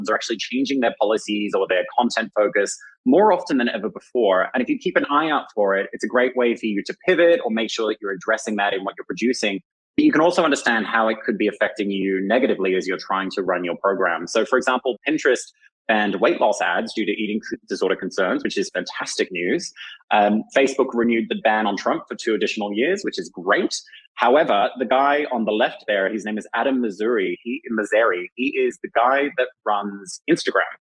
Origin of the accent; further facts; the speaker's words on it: Australia; as an Australian, I'm authorized to advertise in Australia